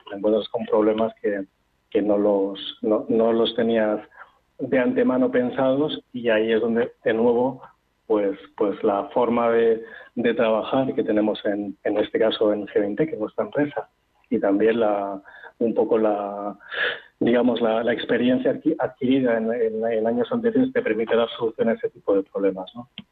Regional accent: Spain; somos españoles

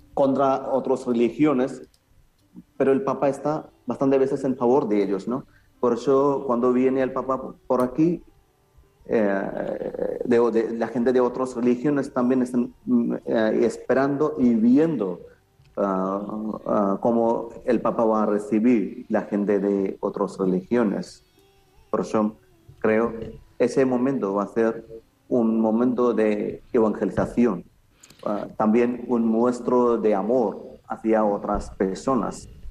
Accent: Kerala, India; a nuestra zona, en Kerala

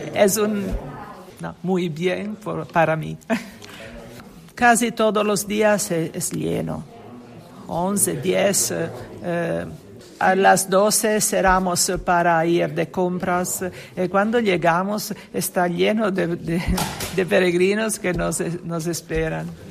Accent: Genoa, Liguria, Italy; Spanish is a second language; Soy de Génova, Italia.

